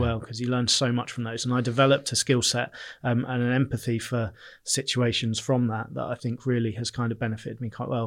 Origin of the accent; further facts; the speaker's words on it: Bournemouth, South West England, United Kingdom; I'm from Bournemouth. I, I've always lived locally. Uh, I have, um, yeah, I, I grew up, went to Bournemouth School